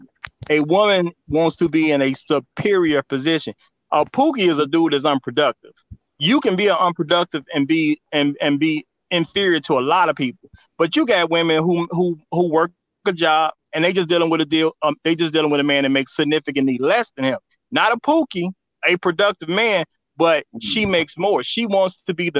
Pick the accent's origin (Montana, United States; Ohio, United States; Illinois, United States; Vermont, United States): Illinois, United States; Chicago; I'm from Chicago